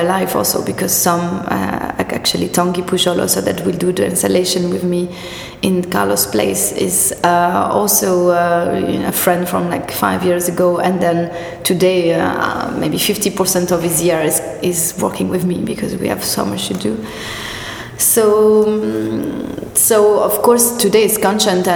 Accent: Corrèze, Nouvelle-Aquitaine, France; English is a second language; also born or lived in Marseille; now in Paris, France; I only live there 2 years and I'm from Corrèze. It's much more up, really countryside

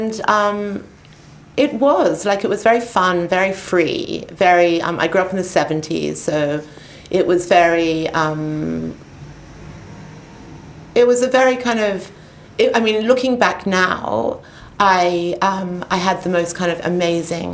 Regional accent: Sydney, New South Wales, Australia; moved away as an adult; I was born in Sydney, but I felt I'd been born in the wrong country

